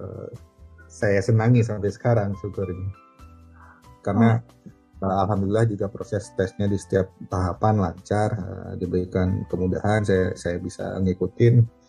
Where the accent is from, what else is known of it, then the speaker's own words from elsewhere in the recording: Aceh, Indonesia; moved away as an adult; now in Jeddah, Saudi Arabia; saya itu asalnya dari, dari Aceh